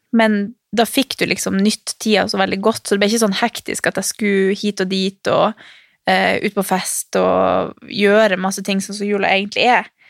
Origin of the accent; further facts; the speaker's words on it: Harstad, Troms, Norway; moved away; hjemme i Harstad på jula